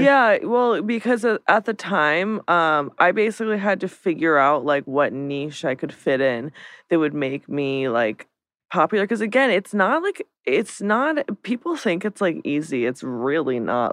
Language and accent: English; Lancaster, Pennsylvania, United States; now in Los Angeles, United States; I am from Lancaster, Pennsylvania, which is the Amish capital of the world